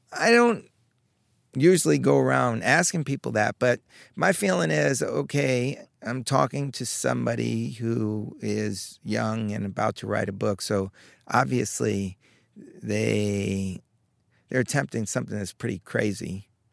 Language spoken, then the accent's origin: English; Long Island, New York, United States; I grew up in Long Island, not far away